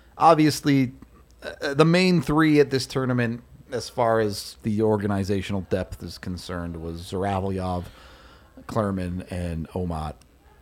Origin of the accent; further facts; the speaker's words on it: Texas, United States; I was born in Texas